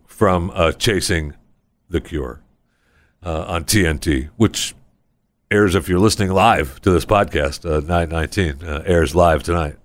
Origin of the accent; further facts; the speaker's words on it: Saginaw, Michigan, United States; I was born in Saginaw